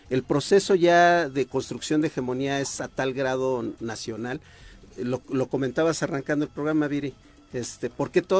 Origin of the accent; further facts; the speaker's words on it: Mexico City, Mexico; born there; Yo no, nací en la Ciudad México. Antes era DF.